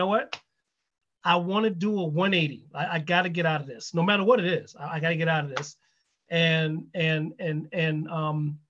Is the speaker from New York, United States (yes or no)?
yes; New York City, New York, United States; also born or lived in Los Angeles, United States; now in Cleveland area, United States; I'm from New York City. I'm a New York Giants guy